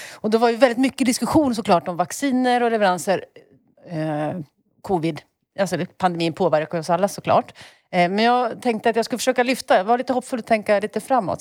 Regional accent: Enköping, Uppsala County, Sweden; moved away; har googlat på min bokhandel hemma, eh, Gästbloms bokhandel i Enköping

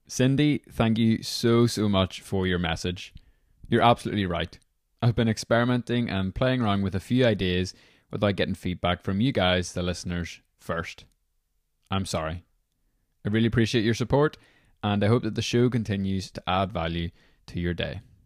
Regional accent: Belfast, Northern Ireland, United Kingdom; I'm from Belfast, Northern Ireland

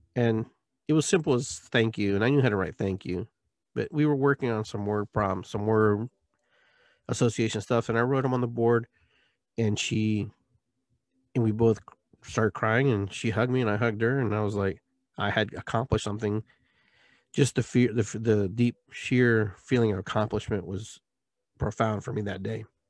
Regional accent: Lima, Peru; moved away; I was born in Peru, Lima, twelve P M, high noon, nineteen sixty-six

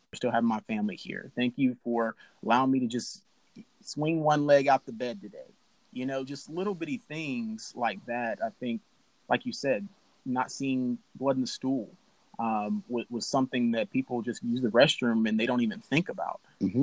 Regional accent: Alabama, United States; I'm from Alabama

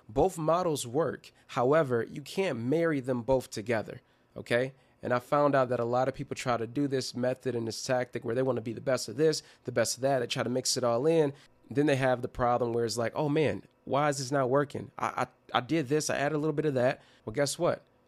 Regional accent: Detroit, Michigan, United States; my hometown team is Detroit Pistons

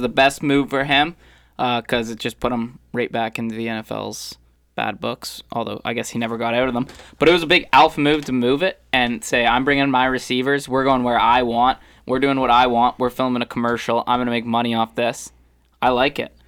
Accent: Little Britain, Ontario, Canada; now in Toronto, Canada; from Little Britain, Ontario

